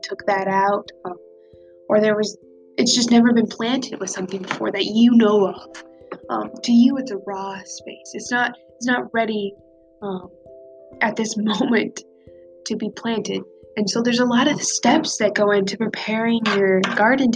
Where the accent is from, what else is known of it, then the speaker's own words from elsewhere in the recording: Nebraska, United States; I am from Nebraska. I am from a small town in Nebraska with not even 300 people